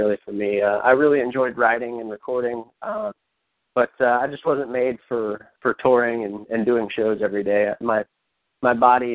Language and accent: English; Cincinnati, Ohio, United States; I'm from Cincinnati, Ohio